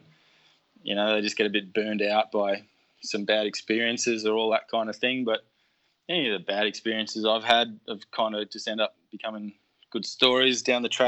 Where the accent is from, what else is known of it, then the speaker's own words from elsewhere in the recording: Canberra, Australian Capital Territory, Australia; moved away as an adult; also born or lived in Lismore; I grew up in Canberra